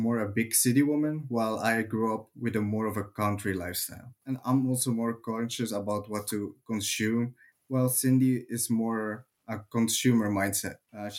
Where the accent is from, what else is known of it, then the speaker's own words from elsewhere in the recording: Zele, Flanders, Belgium; first language Dutch; English is a second language; now in Schoonaarde, Belgium; I was born in Zeele and also raised.